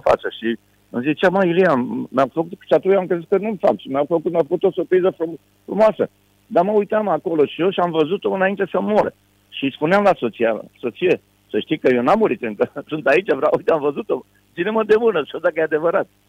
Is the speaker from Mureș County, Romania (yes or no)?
no; Bucharest, Romania; also born or lived in Constanța; m-am născut în București